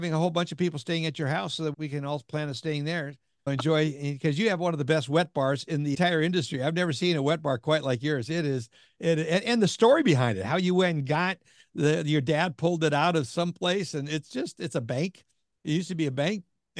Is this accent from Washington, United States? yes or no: yes; Washington, United States; even though I'm from Washington State and where I started my career